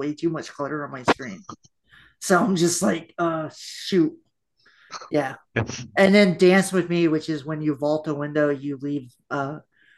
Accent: Memphis, Tennessee, United States; accent: country; moved away; also born or lived in Florida; I was born in Memphis, Tennessee.

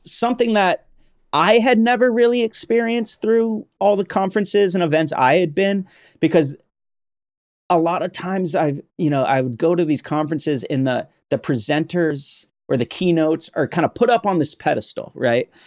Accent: Vermont, United States; I grew up in Vermont

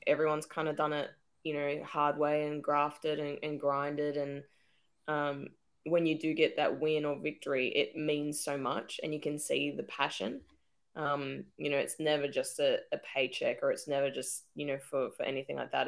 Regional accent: Australia; it makes you proud to be an Aussie

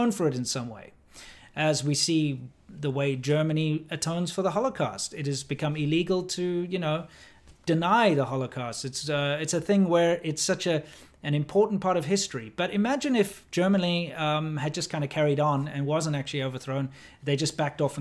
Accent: South Africa; moved away; also born or lived in China; I grew up in South Africa.

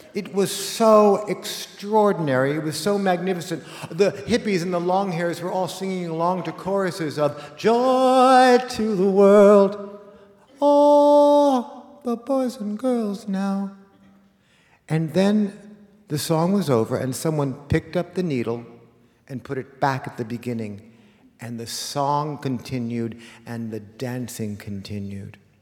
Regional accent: Los Angeles, California, United States; a kid like me in 1970, growing up in Los Angeles

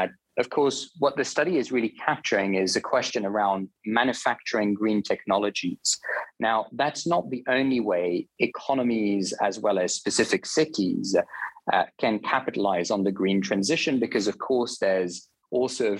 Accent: Switzerland; I'm originally from Switzerland. I grew up there

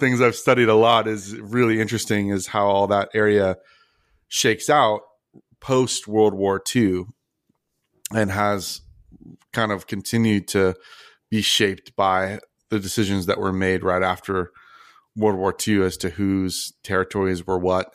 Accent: Philippines; now in Malaysia; I'm Filipino

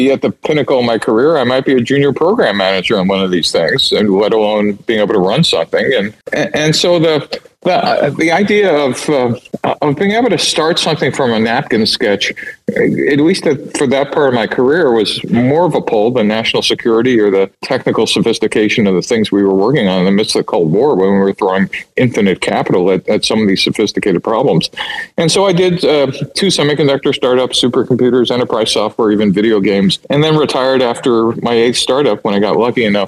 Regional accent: New York City, New York, United States; moved away as an adult; also born or lived in Michigan / Silicon Valley; I grew up in New York City

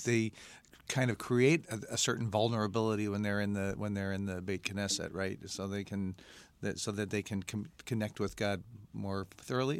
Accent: Mount Clemens, Michigan, United States; I'm uh, born and raised in Mount Clemens, an uh, East Sider from the Detroit area

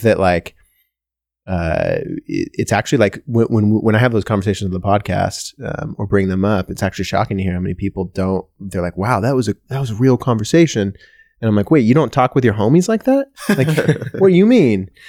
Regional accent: Washington, United States; I'm from Washington

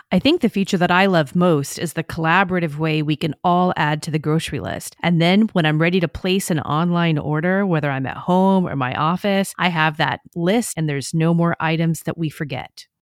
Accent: the South, United States; I grew up in the South with a mom who never left the house without makeup on

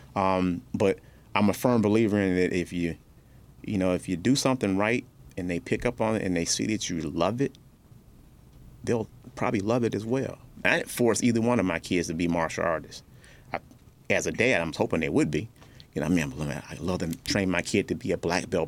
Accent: Detroit, Michigan, United States; also born or lived in North Carolina; my mother and I grew up in Detroit um, on the east side, then uh, north end and east side

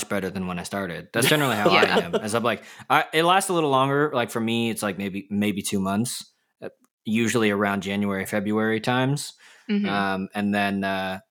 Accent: United States; accent: American; I am American

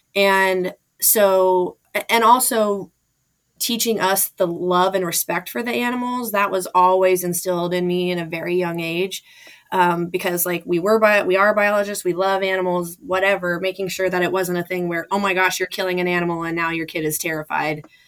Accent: Anchorage, Alaska, United States; also born or lived in Fairbanks, Alaska; I was born in Fairbanks, Alaska, and grew up in Anchorage

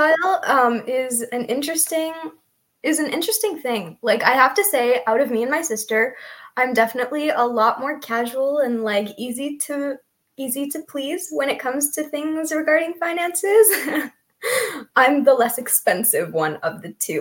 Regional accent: California, United States; I am from the West Coast, California.

